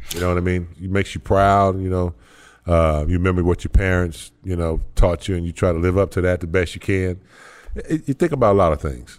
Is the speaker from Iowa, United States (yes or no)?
no; Gastonia, North Carolina, United States; I'm from Gastonia